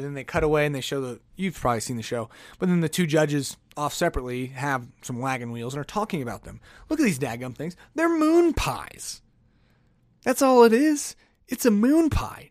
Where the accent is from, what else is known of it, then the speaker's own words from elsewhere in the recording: United States; I'm an American